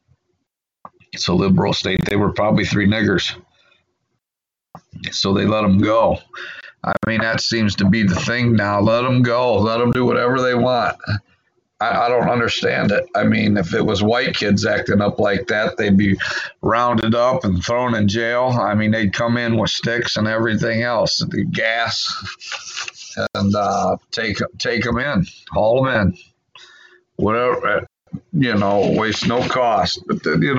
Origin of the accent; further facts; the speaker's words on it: Illinois, United States; moved away as an adult; I grew up in Illinois where you didn't have to wear a helmet.